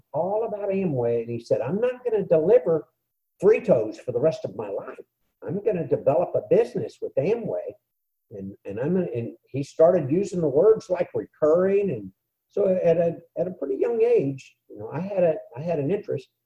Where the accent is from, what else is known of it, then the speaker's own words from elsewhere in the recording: San Antonio, Texas, United States; I grew up in San Antonio, Texas